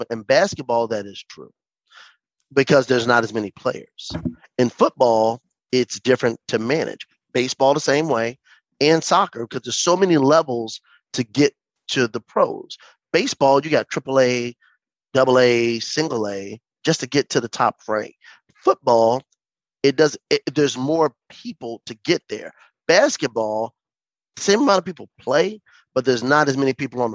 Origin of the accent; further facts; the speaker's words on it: Hampton, Virginia, United States; I'm from Hampton, Virginia. Hampton University, I could walk there from my house